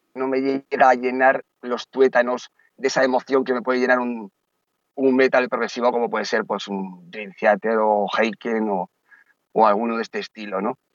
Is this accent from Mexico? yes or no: no; Basque Country, Spain; also born or lived in A Coruña / Santiago de Compostela / Carnota; now in Marbella, Spain; soy vasco